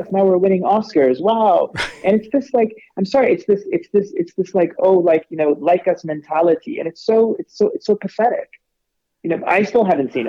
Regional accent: California, United States; accent: California; I was born and raised in California

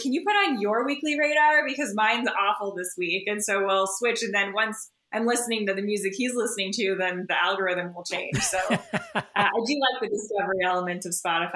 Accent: Texas, United States; I'm also from Texas

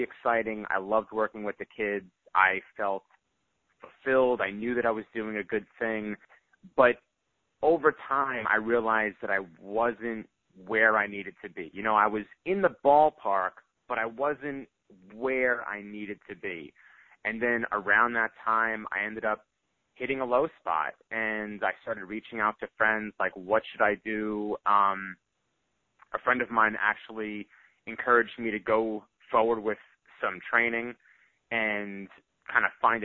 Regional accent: northeastern Pennsylvania, United States; moved away as an adult; now in Texas, United States; I really wanted to do good in my home community. That was the area that I grew up

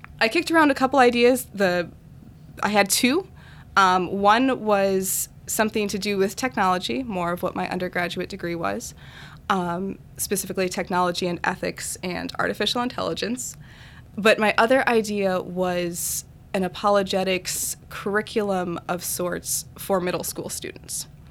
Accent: Wisconsin, United States; I was born and raised in Wisconsin my whole life.

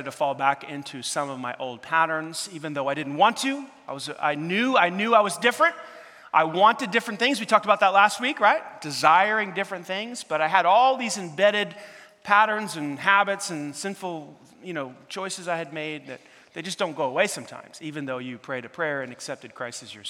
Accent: New York City, New York, United States; moved away; growing up in New York City, there's a lot of lights around the clock

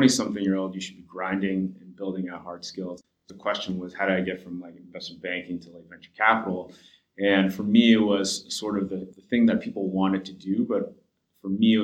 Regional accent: Los Angeles, California, United States; I grew up

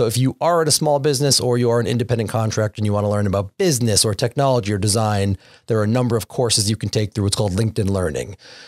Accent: Windsor, Connecticut, United States; As I mentioned earlier, I'm a local. I'm from Windsor, Connecticut. We're in Hartford, Connecticut, so it's good to come home.

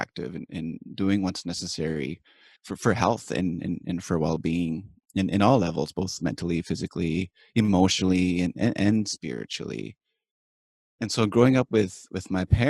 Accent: Cree Nation, Saskatchewan, Canada; I'm from Pamaker Cree Nation, which is in the prairies of Saskatchewan, the prairies of Canada. And I was raised here

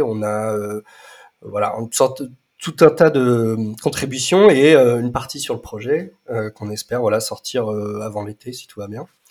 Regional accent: Nevers, Bourgogne-Franche-Comté, France; j'ai grandi en partie à Nevers

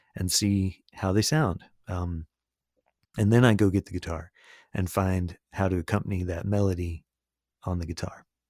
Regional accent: Sarasota, Florida, United States; first language English; I grew up in Sarasota, Florida

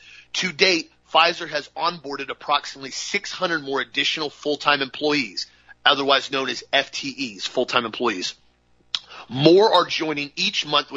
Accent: United States; as a patriotic American

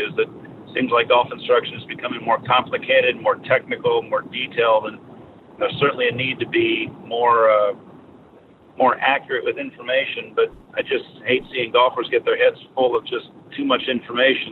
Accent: Seattle, Washington, United States; now in Orlando, United States; I'm originally from the Seattle area

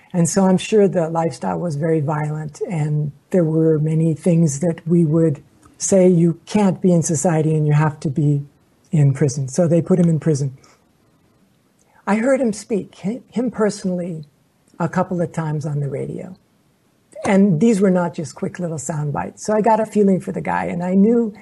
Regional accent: Oklahoma, United States; I was born in Oklahoma.

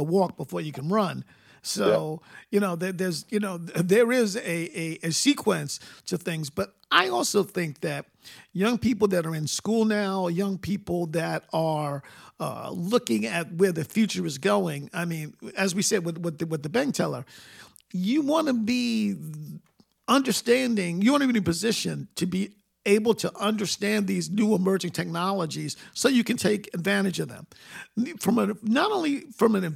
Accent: New York City, New York, United States; moved away; where I grew up in Queens

